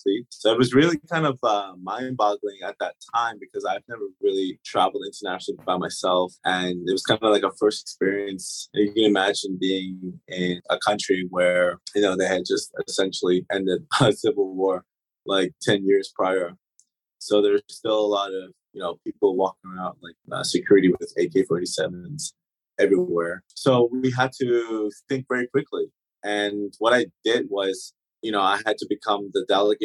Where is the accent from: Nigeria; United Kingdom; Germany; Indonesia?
Germany; first language German; English is a second language; moved away; also born or lived in Turks and Caicos; I lived here for about 10 years, and German is actually my first language